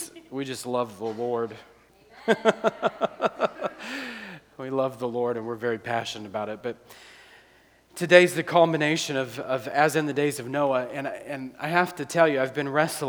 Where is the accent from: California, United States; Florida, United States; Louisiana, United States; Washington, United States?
Louisiana, United States; New Orleans; now in Akron, United States; we're from New Orleans